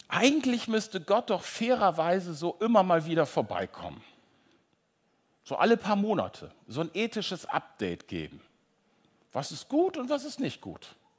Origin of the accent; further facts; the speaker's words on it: North Frisia, Schleswig-Holstein, Germany; now in Hamburg, Germany; Ich komme aus Nordfriesland, ihr merkt, ich komme so richtig ne, aus germanischem Urland